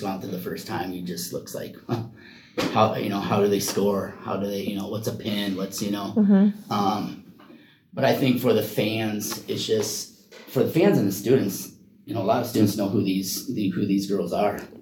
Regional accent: Iowa, United States; now in Oregon, United States; I'm originally from Iowa

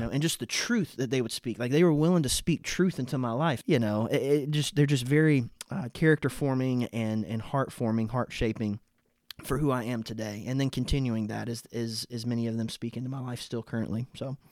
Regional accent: Eden, North Carolina, United States; I grew up in North Carolina and went to a, a First Baptist church in Eden, North Carolina.

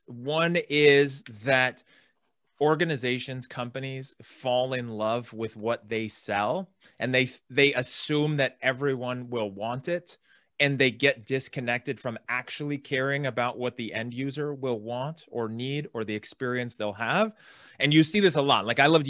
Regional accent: California, United States; I live in California. I grew up in San Francisco Bay Area, Silicon Valley.

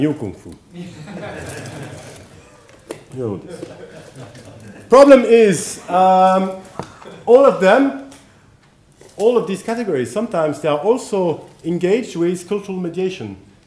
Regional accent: France; accent: French; English is a second language; my French accent

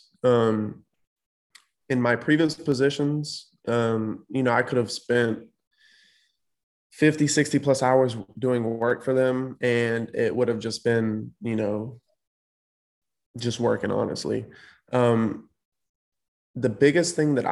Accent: Winston-Salem, North Carolina, United States; I'm born and raised in Winston, so I'm pretty familiar with the area

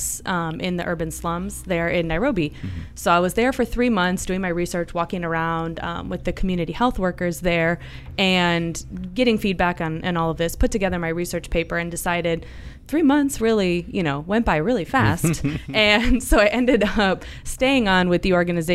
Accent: Cleveland, Ohio, United States; moved away as an adult; also born or lived in Spain; now in Pinellas County, United States; I grew up in Cleveland, Ohio

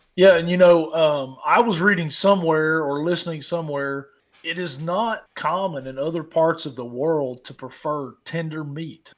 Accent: United States; I'm from Perry County.

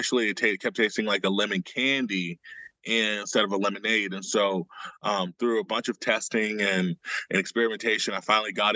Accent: Oklahoma, United States; growing up in Oklahoma as a Black artist

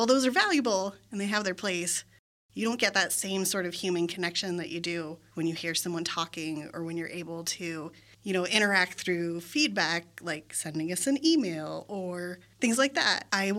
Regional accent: Germany; born there; I was also not born in the United States. I was born in Germany.

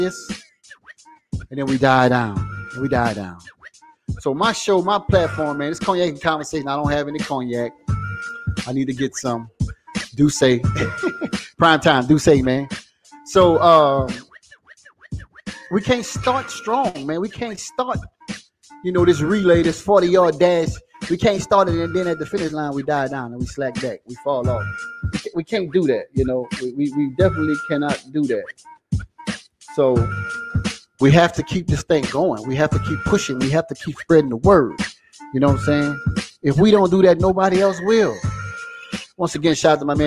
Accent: Assumption Parish, Louisiana, United States; I ended up in Assumption Parish, which is my home town.

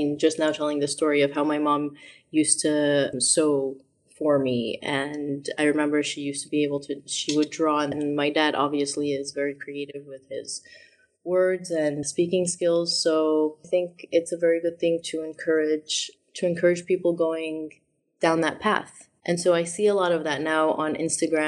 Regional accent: Syria; also born or lived in Chicago, United States / Boston, United States; now in United States; my experience growing up in Syria

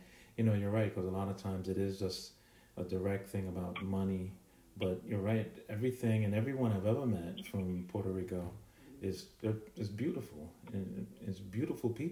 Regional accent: Jamaica; now in United States; I was born in Jamaica, and we've come here

